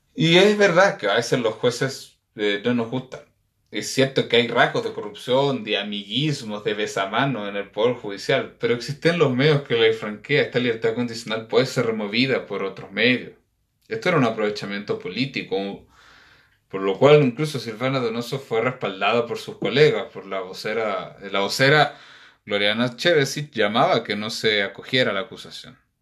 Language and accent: Spanish; Chile